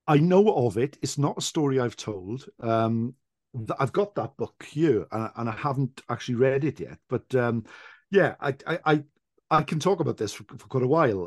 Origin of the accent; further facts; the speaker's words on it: Wales, United Kingdom; the Welsh in general is that we are naturally quite a shy people